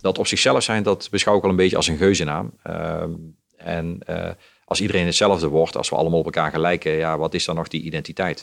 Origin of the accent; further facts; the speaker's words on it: Limburg, Netherlands; als ik in Limburg ben, dan ben ik gewoon de Limburger